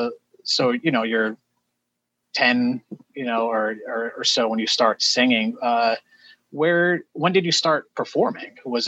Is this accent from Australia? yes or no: no; outside Worcester, Massachusetts, United States; I grew up outside of Worcester, Massachusetts.